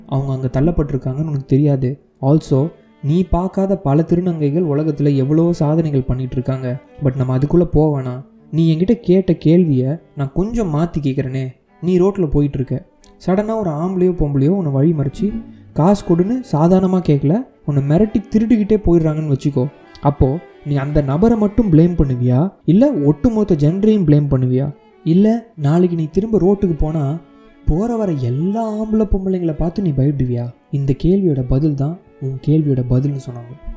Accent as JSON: {"language": "Tamil", "town": "Chennai", "region": "Tamil Nadu", "country": "India", "tie": "born or raised there", "moved": "as an adult", "lives_now": "Los Angeles, United States", "said": "பிறந்து வளர்ந்ததெல்லாம் சென்னையாக"}